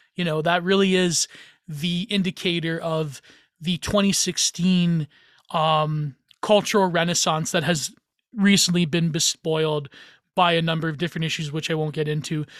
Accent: Canada; I'm Canadian

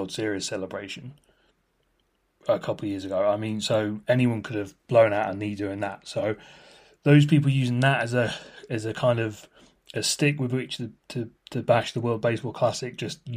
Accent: United Kingdom

